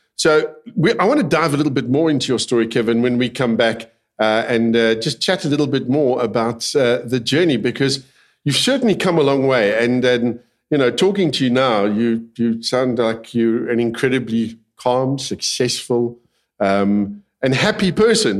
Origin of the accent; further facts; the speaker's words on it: South Africa; I'm a South African, born and bred